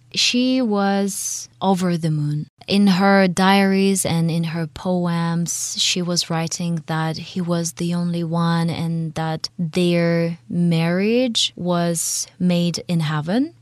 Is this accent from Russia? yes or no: yes; Russia; accent: Russian; English is a second language; my Russian accent